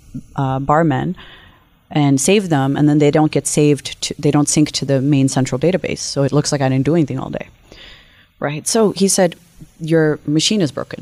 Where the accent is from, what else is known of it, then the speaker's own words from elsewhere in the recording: Detroit, Michigan, United States; also born or lived in Nepal; now in Seattle, United States; I'm born in Nepal, and I grew up in Detroit, Michigan